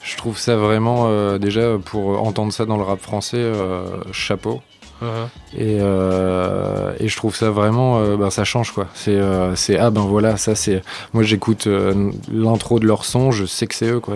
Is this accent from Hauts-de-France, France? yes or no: yes; Lille, Hauts-de-France, France; now in Paris, France; on est de Lille